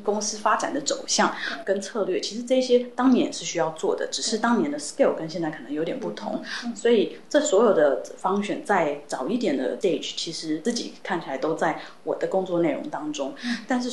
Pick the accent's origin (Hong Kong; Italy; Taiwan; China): Taiwan; moved away as an adult; also born or lived in United States; 毕竟我在台湾长大，那我的家人跟其实是都在台湾的